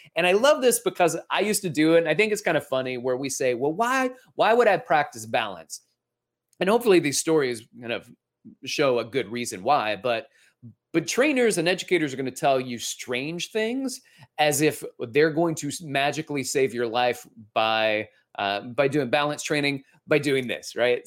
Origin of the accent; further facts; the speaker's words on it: Alabama, United States; we're from Alabama, so I, I'm gonna Alabama on you for a moment here with my dad.